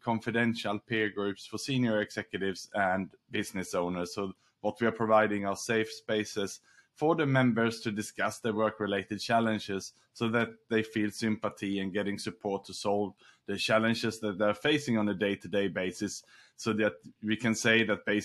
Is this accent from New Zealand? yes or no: no; Sweden; also born or lived in Australia; now in Singapore; I was born in Sweden